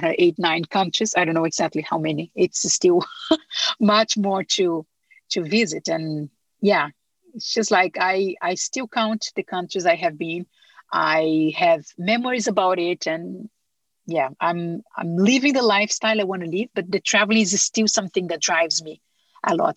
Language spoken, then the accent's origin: English; Brazil; moved away; I'm from Brazil